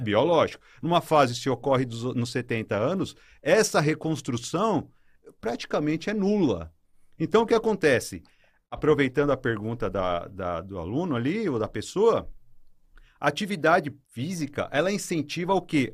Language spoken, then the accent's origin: Portuguese; São Paulo, Brazil; moved away; eu sou de São Paulo e em São Paulo eu fazia um, um trabalho voluntário